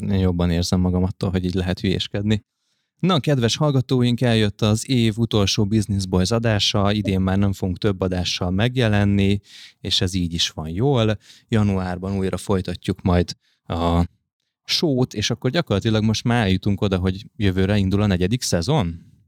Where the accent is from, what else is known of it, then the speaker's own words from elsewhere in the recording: Budapest, Hungary; nagyon közel ott, ahol én egyébként is felnőttem, Óbudán találtunk egy fantasztikus kertesházat